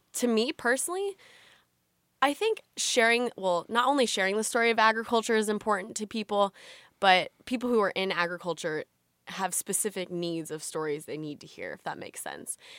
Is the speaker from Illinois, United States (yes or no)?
yes; Illinois small town, United States; I am from, uh, Watauga, Illinois. It's a really, really small town